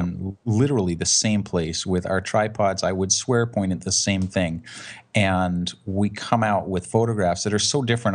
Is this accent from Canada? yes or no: yes; Canada; I'm a Canadian, but I live on the West Coast